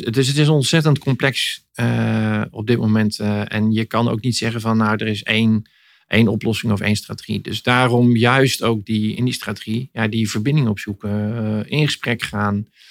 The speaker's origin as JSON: {"language": "Dutch", "country": "Netherlands", "said": "kunnen we dat als Nederlanders"}